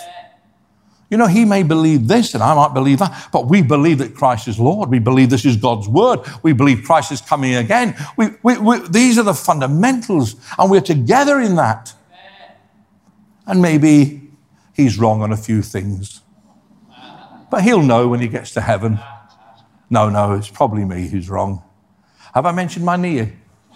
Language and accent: English; Scotland, United Kingdom; also born or lived in Ireland; I was born in Scotland